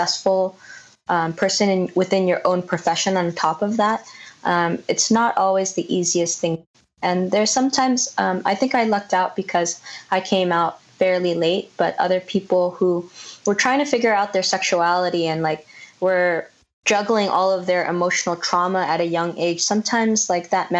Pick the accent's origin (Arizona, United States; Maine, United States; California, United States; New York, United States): California, United States; San Jose; now in Los Angeles, United States; I grew up in San Jose and live in LA now